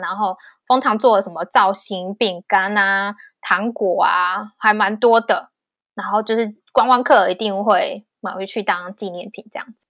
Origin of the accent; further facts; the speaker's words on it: Taiwan; moved away as an adult; now in Vancouver, Canada; 只有我一个台湾人